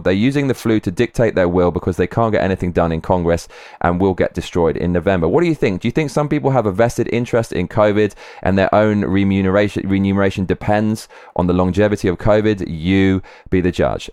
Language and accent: English; London, United Kingdom; I grew up in London, most multicultural city in the world.